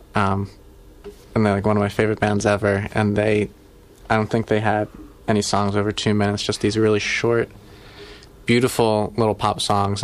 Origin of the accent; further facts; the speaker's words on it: New Jersey, United States; I grew up in New Jersey.